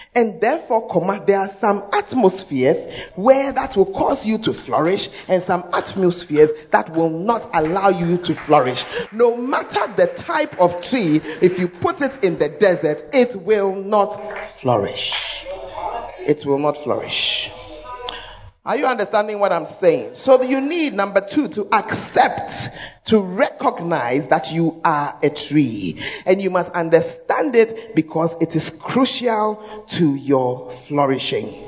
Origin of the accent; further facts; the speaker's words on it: Accra, Greater Accra, Ghana; moved away; I'm from Accra, but I left it about 30 years ago